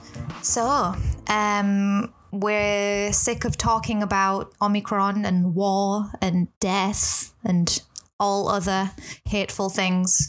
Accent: England, United Kingdom; now in Hong Kong; I'm from England

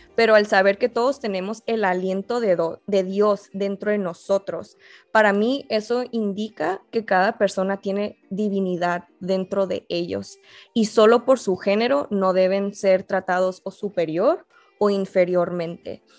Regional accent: Mexico; la gente ya no asume que soy mexicana

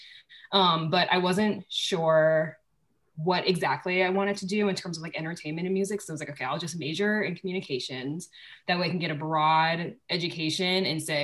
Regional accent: Charleston, South Carolina, United States; moved away as an adult; I'm from Charleston, South Carolina

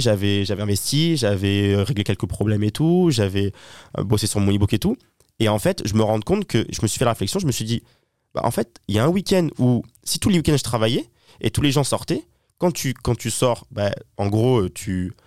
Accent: Toulon, Provence-Alpes-Côte d'Azur, France; now in Paris, France; je viens de Toulon, hein, du sud de la France

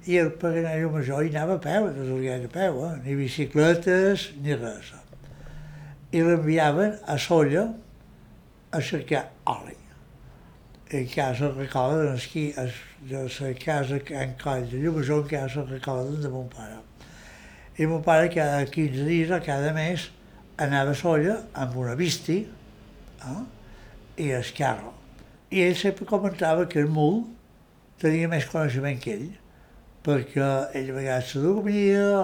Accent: Annemasse, Auvergne-Rhône-Alpes, France; born there; Jo vaig néixer a França, a Anamàs, poble fronterís en Ginebra, de Suïssa, dia 15 de febrer de l'any 1939, perquè mon pare era un emigrant

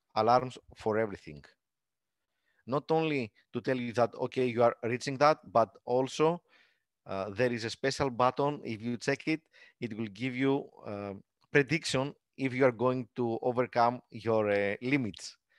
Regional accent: Greece; English is a second language; attend the meetups in my hometown.

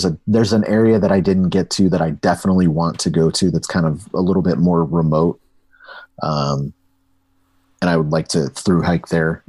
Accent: Midwest, United States; for me growing up in the Midwest too, we don't really have mountains here.

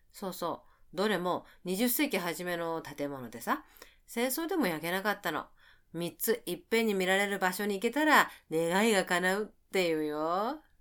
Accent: Kansai, Japan; 私は関西の出身なんで

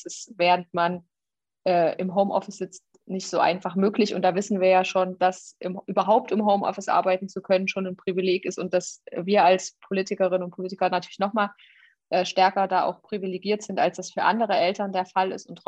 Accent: Jena, Thuringia, Germany; now in Erfurt, Germany; Ich bin äh, in Jena geboren und aufgewachsen und wohne in Erfurt und habe meinen Wahlkreis inzwischen in Suhl.

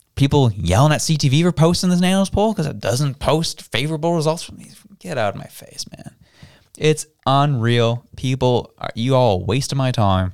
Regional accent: Canada; I was proud to be Canadian

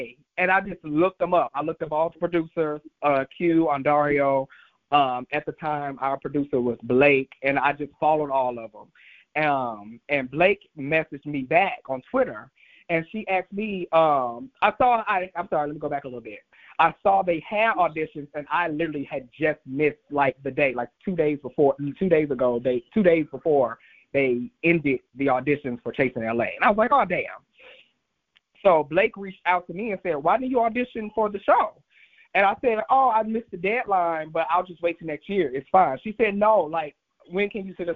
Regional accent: St. Louis, Missouri, United States; moved away as an adult; also born or lived in Atlanta, Georgia; now in Los Angeles, United States; I'm actually born and raised in St. Louis, Missouri

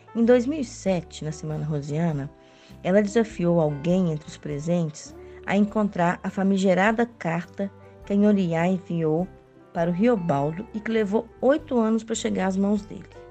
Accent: Belo Horizonte, Minas Gerais, Brazil; now in Barbacena, Brazil; eu sou de Belo Horizonte, moro em Barbacena, Minas Gerais

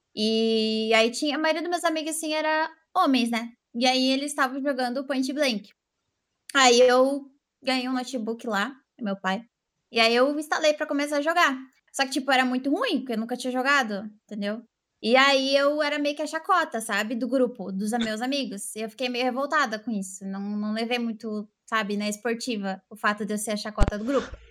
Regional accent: Santa Catarina, Brazil; eu sou de Santa Catarina

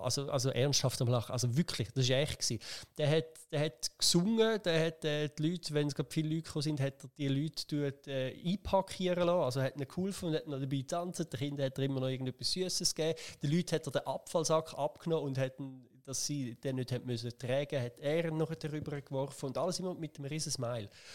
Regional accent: Schaffhausen, Switzerland; ich bin da in der Region aufgewachsen

